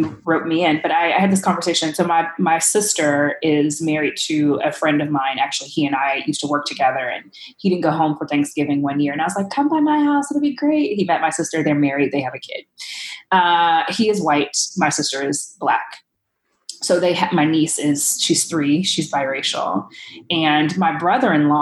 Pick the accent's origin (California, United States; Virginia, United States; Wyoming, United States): California, United States; Los Angeles; I grew up in Watts, and the school that I was zoned to actually was built in response to community demands coming out of the 1965 Watts riots